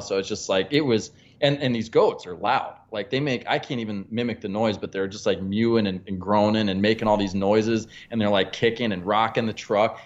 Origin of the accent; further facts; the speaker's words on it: Pennsylvania, United States; I'm from Pennsylvania